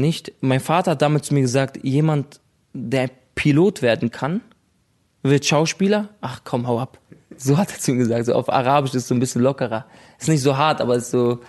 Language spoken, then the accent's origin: German; Berlin, Germany; also born or lived in Lebanon; schon immer haben wir in Berlin gelebt